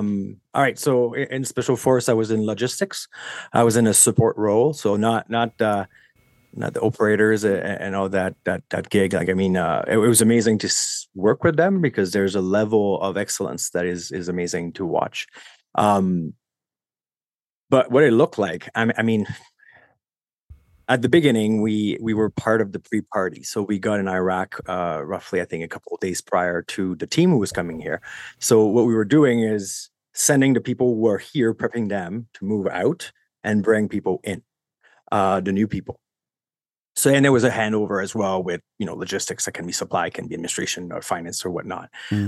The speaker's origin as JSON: {"language": "English", "town": "Montreal", "region": "Quebec", "country": "Canada", "second_language": "English", "said": "I'm from Montreal. Learn English way later. I was raised in that old mentality of English people are bad and so on and so forth, right?"}